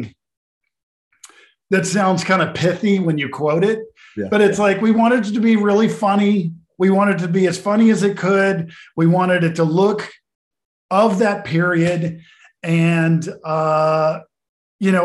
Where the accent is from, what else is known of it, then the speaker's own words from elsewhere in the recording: Arkansas, United States; I'm from Arkansas